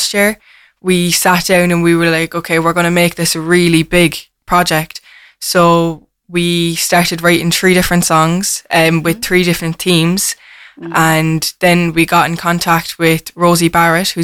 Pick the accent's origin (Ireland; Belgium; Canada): Ireland; Cork, Munster; a lot of us are from the north side